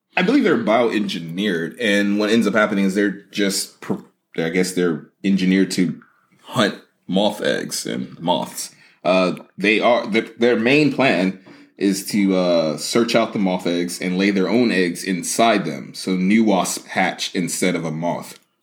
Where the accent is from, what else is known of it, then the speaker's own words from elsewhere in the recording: United States; as an American